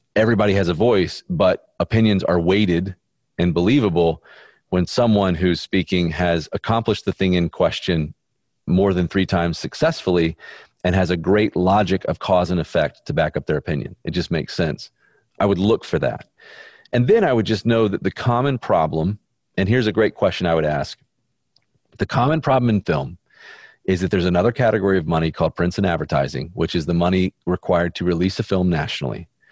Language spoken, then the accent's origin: English; Birmingham, Alabama, United States; I'm from Birmingham, Alabama, and Baptist